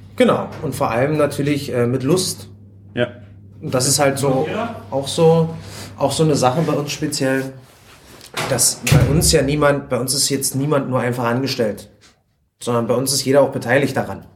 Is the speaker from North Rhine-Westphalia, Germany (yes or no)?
no; Spreewald, Brandenburg, Germany; ich komme halt vom Land, ich komme aus dem Spreewald